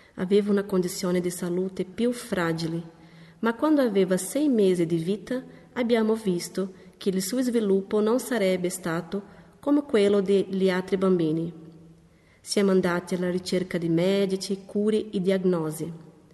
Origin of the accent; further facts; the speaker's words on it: Ribeirão Preto, São Paulo, Brazil; moved away as an adult; now in Loppiano, Italy; Proveniamo dal Brasile dalla città di Ribeirão Preto, nello stato di São Paulo